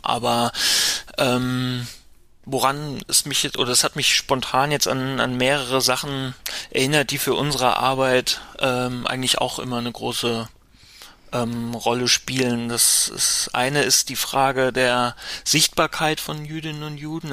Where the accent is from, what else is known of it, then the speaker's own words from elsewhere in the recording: Mainz, Rhineland-Palatinate, Germany; now in Berlin, Germany; ich bin in Mainz aufgewachsen